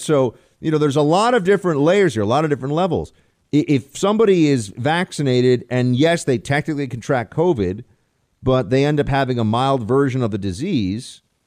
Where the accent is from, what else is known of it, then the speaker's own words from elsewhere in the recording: United States; as an American